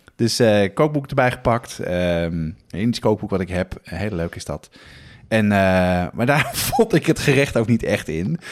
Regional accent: Amsterdam, North Holland, Netherlands; Ik ben opgegroeid op de Nieuwmarkt in Amsterdam.

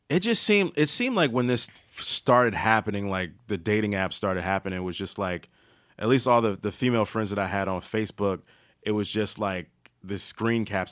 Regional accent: Maryland, United States; moved away; I'm from Maryland and I'm below, I guess I'm below the Mace-, Mason Dixon line

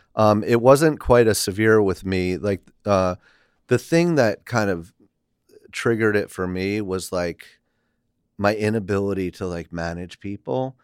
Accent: Milton, New York, United States; upstate in the Hudson Valley.

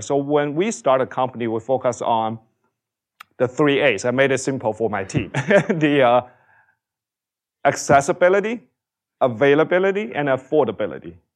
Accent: China; moved away as an adult; I grew up in China

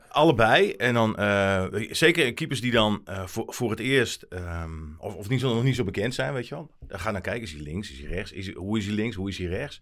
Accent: Emmen, Drenthe, Netherlands; ik ben geboren in Emmen

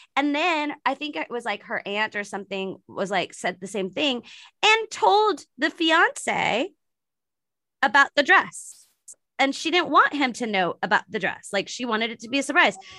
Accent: San Francisco Bay Area, California, United States; I'm not in San Francisco right now, but I'm from, I'm from San Francisco Bay Area

